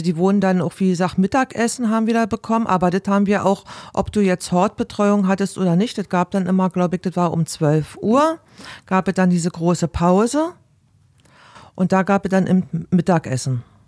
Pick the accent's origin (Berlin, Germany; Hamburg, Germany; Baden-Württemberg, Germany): Berlin, Germany; moved away; bei uns in Berlin